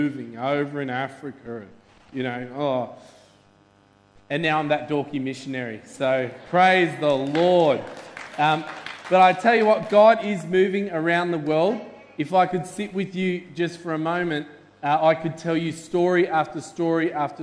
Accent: Melbourne, Victoria, Australia; we're from Melbourne

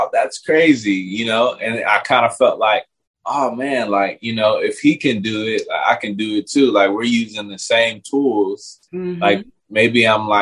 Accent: Pasadena, California, United States; also born or lived in Los Angeles; I was raised in Pasadena, California

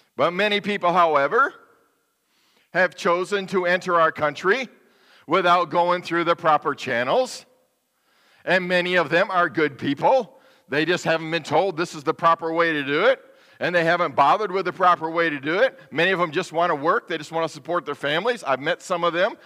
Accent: United States; I, as an American citizen

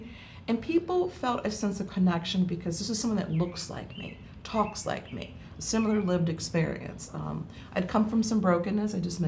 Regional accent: Deep South, United States; I come from the Deep South. I come from a Jim Crow area.

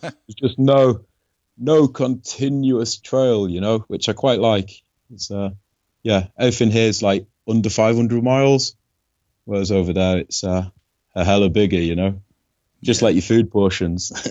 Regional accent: Yorkshire and the Humber, United Kingdom; I'm from Yorkshire, England

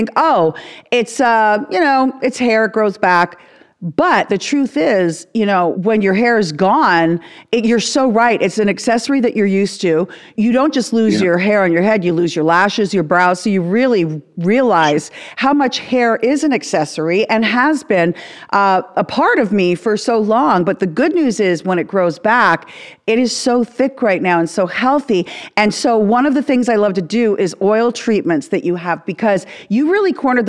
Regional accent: Burlington, Ontario, Canada; moved away as an adult; also born or lived in Miami / Hollywood; a very small town where I come from, Burlington, Ontario, outside of Toronto

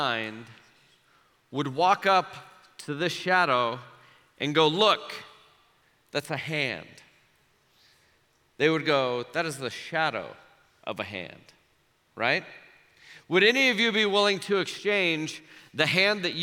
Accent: Omaha, Nebraska, United States; when I was 6, 7, 8 years old, growing up in Omaha

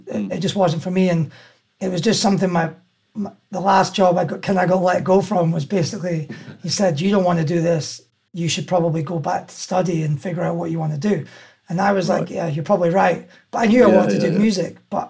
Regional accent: Aberdeen, Scotland, United Kingdom; I grew up in Aberdeen and I went to school there

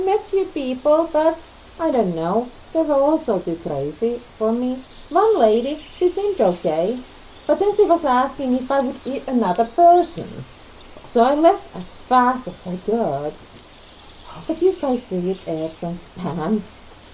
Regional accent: Finland; now in United States; Finland. And you? Where are you from?

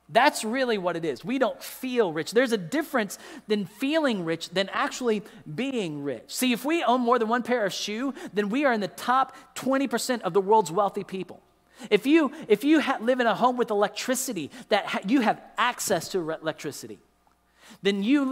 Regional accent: United States; as an American until I lived in another country

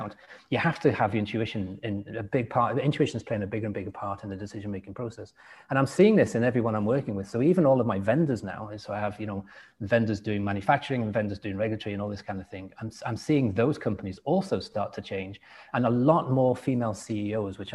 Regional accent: England, United Kingdom; accent: English; it's not easy for me to change my accent because they can still hear a little bit of English in it

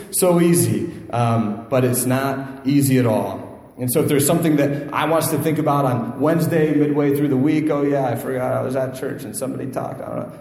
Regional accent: Northeast Ohio, United States; moved away; I'm from Northeast Ohio

